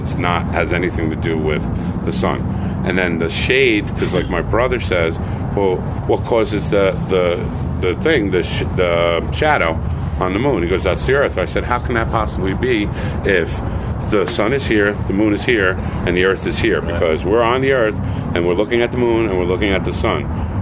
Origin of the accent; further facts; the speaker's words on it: New York, United States; I'm from New York